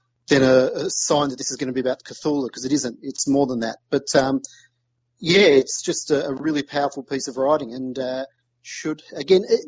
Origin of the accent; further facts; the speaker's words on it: Australia; I'm Australian